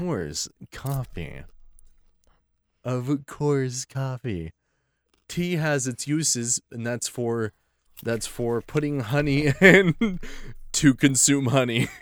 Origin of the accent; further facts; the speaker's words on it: Oklahoma, United States; We're from Oklahoma